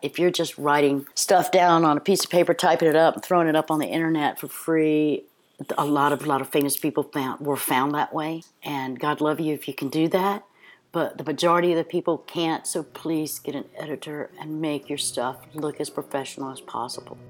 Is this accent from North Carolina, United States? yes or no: yes; Cape Hatteras, North Carolina, United States; I'm from Cape Hatteras, North Carolina